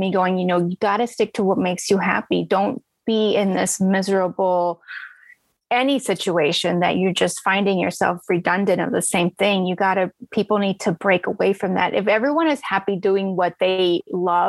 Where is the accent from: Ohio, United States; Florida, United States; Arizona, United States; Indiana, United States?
Arizona, United States; I grew up in Arizona